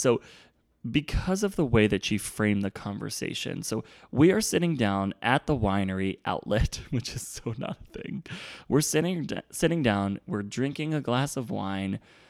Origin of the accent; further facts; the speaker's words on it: Virginia, United States; I'm from Virginia and gay people aren't welcome there. And I grew up in this town when it wasn't accepting.